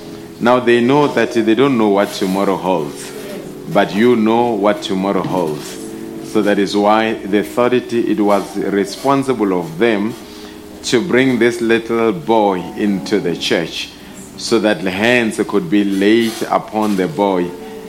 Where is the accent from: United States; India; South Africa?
South Africa; Mamelodi, Gauteng; I grew up in Mamelodi, attended the school there until Mamelodi High School, where I did my JC.